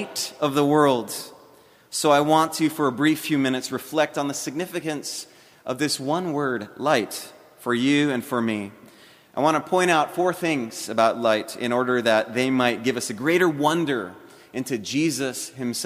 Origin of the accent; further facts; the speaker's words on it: Hawaii, United States; also born or lived in South Florida; now in Alabama, United States; I'm not a native of South Florida. I'm actually a native of Hawaii